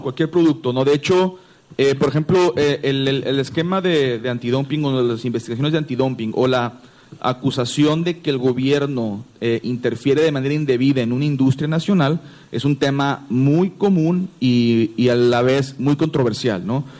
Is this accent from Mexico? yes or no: yes; Mexico; nosotros los que somos mexicanos